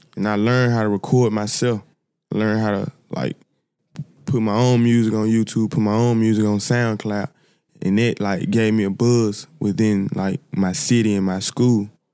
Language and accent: English; Memphis, Tennessee, United States; I'm from Memphis, South Memphis, to be exact. Like, I was raised by my, my grandma and my great-grandma